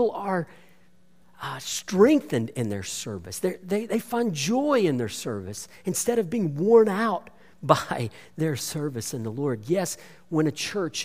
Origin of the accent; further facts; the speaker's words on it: Bowie, Texas, United States; my hometown of Bowie up in north central Texas